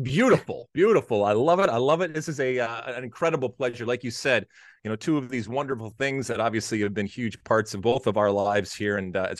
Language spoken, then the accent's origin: English; Detroit, Michigan, United States; which was about 15 minutes outside of where I grew up in Detroit.